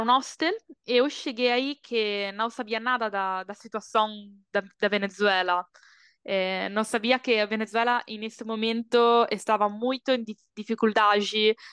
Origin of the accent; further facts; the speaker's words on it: Bologna, Emilia-Romagna, Italy; Portuguese is a second language; moved away as an adult; also born or lived in Brazil / Colombia; nasci em Bologna, una cidade no norte da Itália, E quando eu tinha 18 anos, decidi já tudo e viajar pelo Brasil.